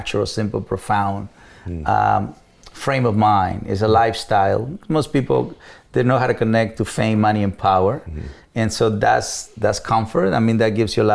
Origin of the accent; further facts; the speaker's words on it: Mexico; English is a second language; moved away as an adult; also born or lived in Los Angeles, United States; now in United States; as a Mexican